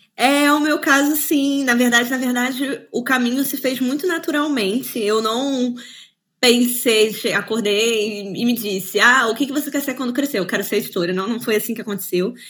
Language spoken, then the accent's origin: Portuguese; Cabo Frio, Rio de Janeiro, Brazil; moved away as an adult; now in Switzerland; eu nasci em Cabo Frio, no Rio de Janeiro, e vivi lá até os meus 18 anos. É, nunca me mudei de lá, eu vim direto para a Suíça